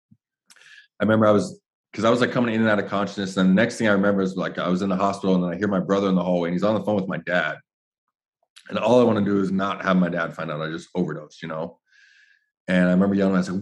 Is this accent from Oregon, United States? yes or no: no; Phoenix, Arizona, United States; I'm from Ahwatukee